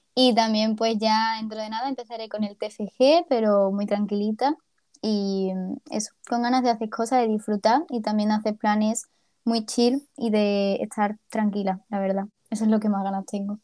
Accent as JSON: {"language": "Spanish", "region": "Ceuta", "country": "Spain", "moved": "yes", "lives_now": "Málaga, Spain", "said": "soy de Ceuta"}